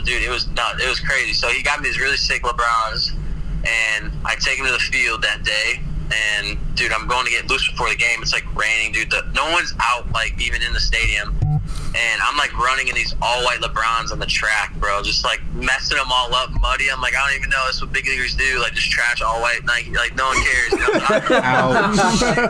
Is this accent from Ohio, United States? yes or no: no; Northwest Indiana, United States; I'm from Northwest Indiana, like Chicagoland area